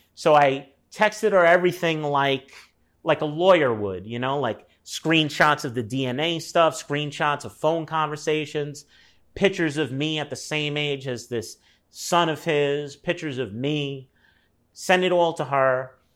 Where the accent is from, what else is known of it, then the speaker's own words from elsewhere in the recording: New York City, New York, United States; moved away as an adult; also born or lived in Los Angeles, United States; Moved within a mile of where I was born in Brooklyn